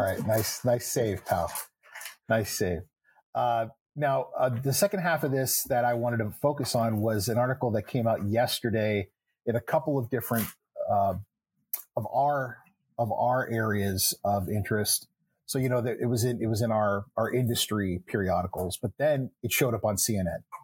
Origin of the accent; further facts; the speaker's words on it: Texas, United States; I was born in Texas. I grew up in Texas, but I have a father who is from Boston